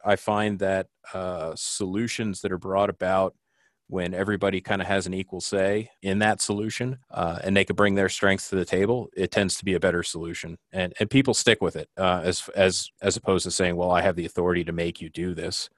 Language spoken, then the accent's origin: English; New Jersey, United States; moved away as an adult; now in Jackson Hole, United States; I'm originally from New Jersey